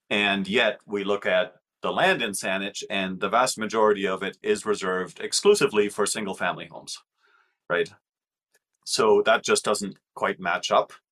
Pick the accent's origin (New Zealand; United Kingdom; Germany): Germany; now in Canada; because I'm from Germany.